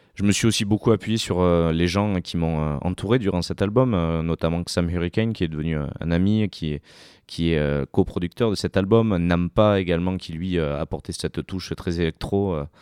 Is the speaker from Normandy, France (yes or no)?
no; Sarlat-la-Canéda, Nouvelle-Aquitaine, France; je viens de Sarlat terre euh, occitane